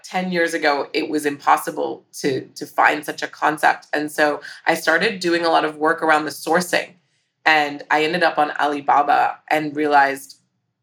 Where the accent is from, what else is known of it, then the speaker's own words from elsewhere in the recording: Hong Kong; growing up in Hong Kong